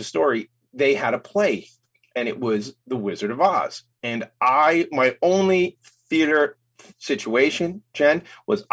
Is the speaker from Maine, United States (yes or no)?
no; Franklin Square, New York, United States; I grew up in Franklin Square here on Long Island